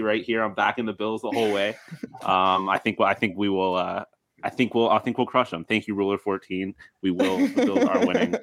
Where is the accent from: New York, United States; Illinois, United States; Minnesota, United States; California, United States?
New York, United States; Buffalo; I am from Buffalo